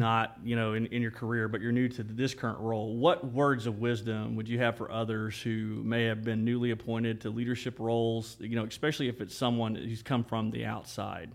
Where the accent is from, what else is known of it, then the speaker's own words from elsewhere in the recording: Ripley, Oklahoma, United States; we, we grew up, um, close to each other growing up in Ripley